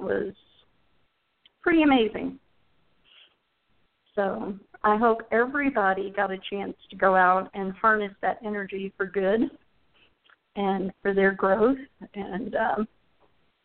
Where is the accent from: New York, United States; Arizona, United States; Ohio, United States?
Arizona, United States; Phoenix; moved away; When I grew up in Arizona in Phoenix